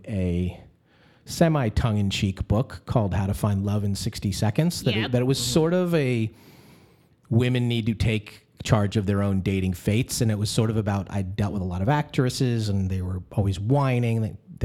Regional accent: New York, United States; moved away as an adult; now in Los Angeles, United States; I'm a New Yorker, but I've been in L.A. long enough

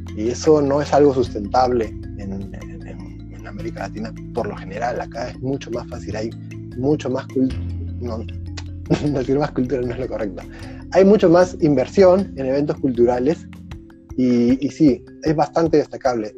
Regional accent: Lima, Peru; now in Czech Republic; Yo vengo de Lima, un lugar de todo el año el cine es igualito

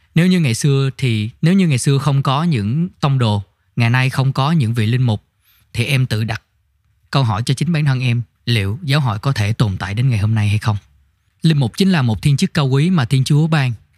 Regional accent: Tiền Giang, Vietnam; moved away; em quê ở tiền giang

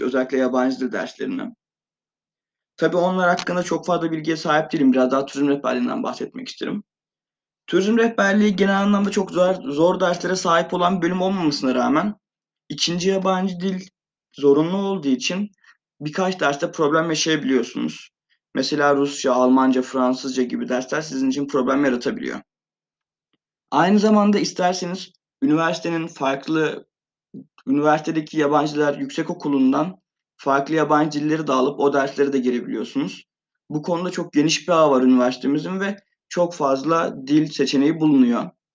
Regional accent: Van, Turkey; moved away as an adult; now in Eskişehir, Turkey; Van'da doğumluyum. 18 yıl boyunca Van'da yaşadım.

